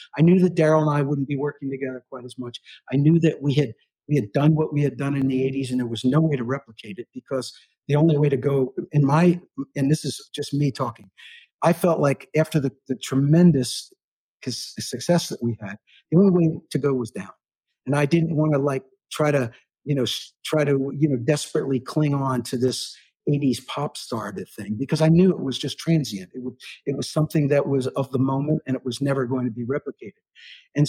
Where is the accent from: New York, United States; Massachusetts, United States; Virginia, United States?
New York, United States; New York City; also born or lived in Aspen, Colorado; now in Nashville, United States; I was born in New York City